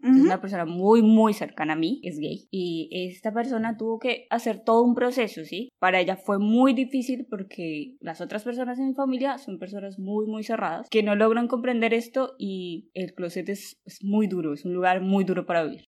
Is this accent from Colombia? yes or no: yes; Colombia; Yo soy colombiana